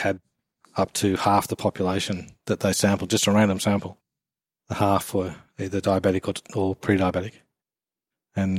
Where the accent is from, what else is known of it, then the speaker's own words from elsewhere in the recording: England, United Kingdom; now in Australia; I'm actually English